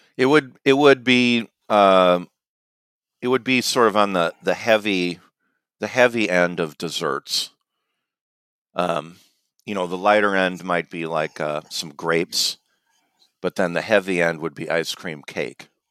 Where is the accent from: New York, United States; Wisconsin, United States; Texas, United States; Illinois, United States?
Illinois, United States; I'm from Illinois